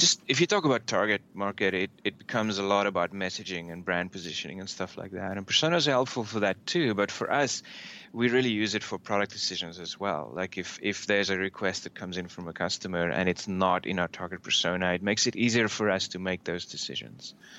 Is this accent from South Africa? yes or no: yes; South Africa; moved away as an adult; also born or lived in Australia; now in United States; I'm uh, originally from South Africa. I grew up there, um, studied there